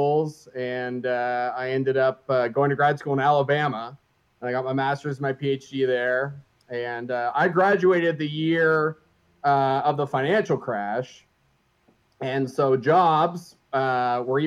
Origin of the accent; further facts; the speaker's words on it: Caledon, Ontario, Canada; moved away as an adult; also born or lived in Washington, D.C.; now in Springfield, United States; I grew up just north of Toronto in a little town called Caledon